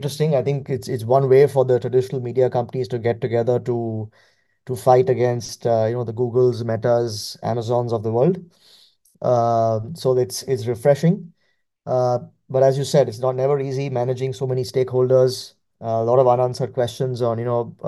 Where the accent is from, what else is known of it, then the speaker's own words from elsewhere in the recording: India; growing up in India